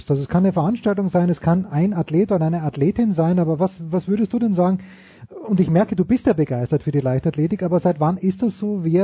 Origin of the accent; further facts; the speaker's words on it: Austria; weil als Österreicher weiß ich, es geht nicht gleichzeitig Horst Koff und Thomas Muster, man musste einen nehmen.